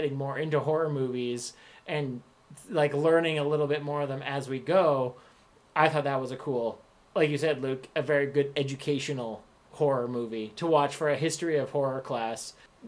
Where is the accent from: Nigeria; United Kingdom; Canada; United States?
Canada; I do love that as a Canadian.